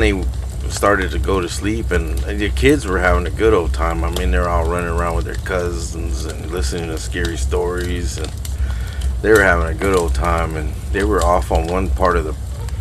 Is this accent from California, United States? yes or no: no; Texas, United States; I'm being from Texas